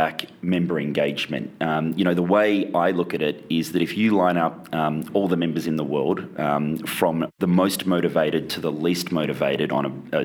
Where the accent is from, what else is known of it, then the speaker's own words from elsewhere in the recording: Australia; moved away as an adult; also born or lived in Chicago, United States; now in Laguna Beach, United States; I'm from Australia. I came out to the States in 2011